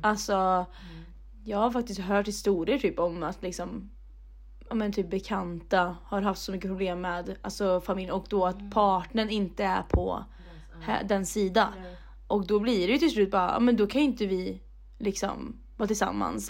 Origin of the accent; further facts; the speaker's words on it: Mariestad, Västra Götaland, Sweden; moved away; mina kompisar där hemma i Mariestad